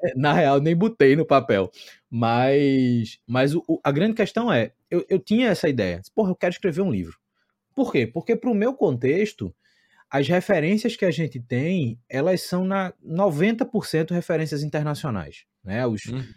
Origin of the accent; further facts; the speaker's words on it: Recife, Pernambuco, Brazil; moved away as an adult; also born or lived in Santiago, Chile; Eu sou de Recife, estou em Recife